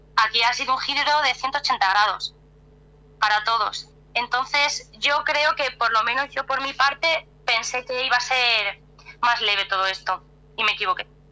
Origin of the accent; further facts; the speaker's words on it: Cáceres, Extremadura, Spain; now in Madrid, Spain; yo no soy de Madrid, soy de Cáceres, que es otra ciudad un poco más alejada, que está como a dos horas de aquí, pero llevo ya muchos años aquí en Madrid